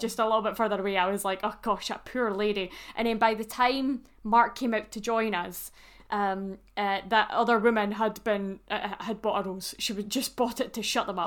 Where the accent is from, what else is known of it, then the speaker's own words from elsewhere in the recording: Scotland, United Kingdom; me being Scottish, obviously, as I am